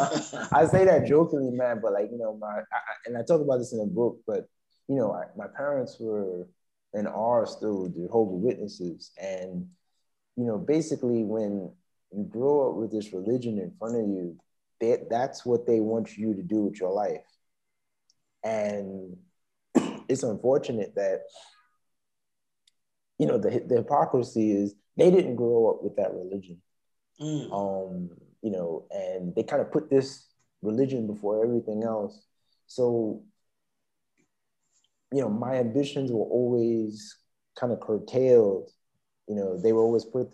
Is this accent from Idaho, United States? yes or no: no; New York City, New York, United States; moved away; also born or lived in Beijing / Brazil / Taiwan / Cambodia; I'm from Queens, second generation on both sides